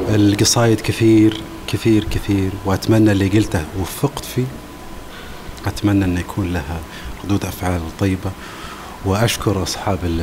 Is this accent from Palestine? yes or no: no; Saudi Arabia; حنا السعوديين